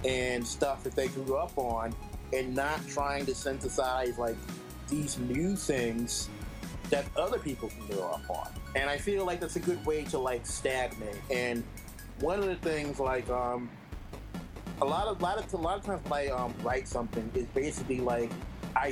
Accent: Toledo, Ohio, United States; my hometown of Toledo

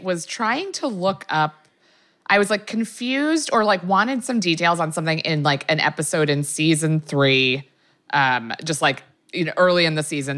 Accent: Maryland, United States; I'm from Maryland

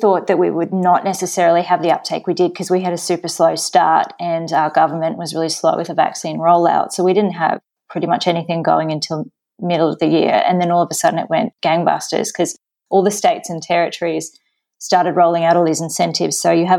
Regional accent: Sydney, New South Wales, Australia; born or raised there; also born or lived in Saudi Arabia

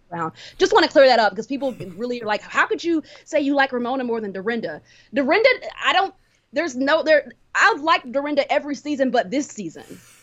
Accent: Cameroon; I'm from Cameroon

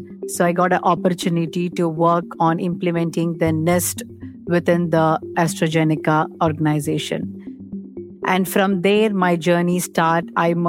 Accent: India; English is a second language; now in United States; After I moved from India to US

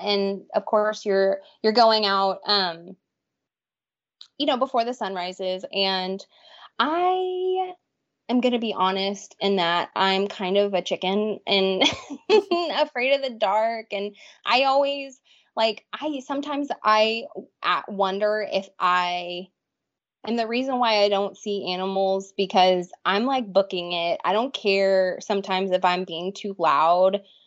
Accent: Texas, United States; born and raised in Texas

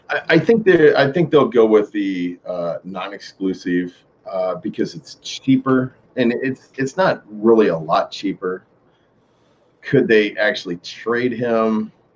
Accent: Nebraska, United States; I growing up in Nebraska, in the middle of Nebraska

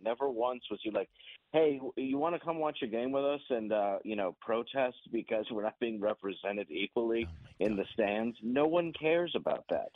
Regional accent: Detroit, Michigan, United States; I'm from Detroit

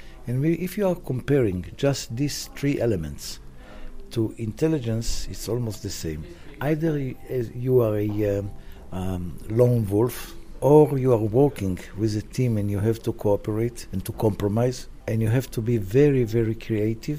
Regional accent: Tel Aviv, Tel Aviv District, Israel; I was born in Palestine, because in 1944, Israel wasn't founded yet

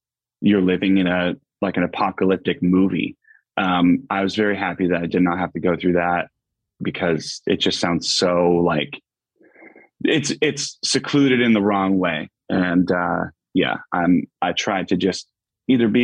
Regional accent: Pittston, Pennsylvania, United States; A little suburb outside called Pittston, Pennsylvania.

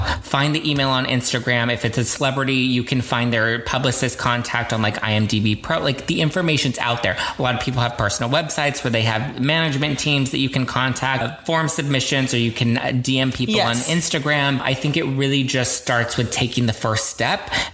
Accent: Los Angeles, California, United States; I grew up in Los Angeles. I've always been in Los Angeles

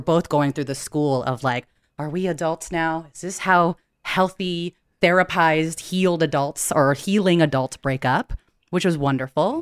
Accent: United States; also born or lived in San Francisco; I'm Filipino American, daughter of immigrants

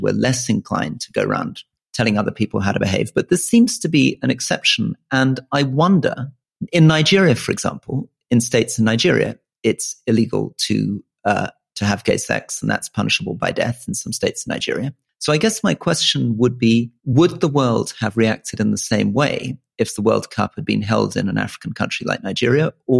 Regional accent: Malaysia; also born or lived in Hong Kong; And I grew up overseas too. So I was born in Hong Kong. I grew up in Malaysia.

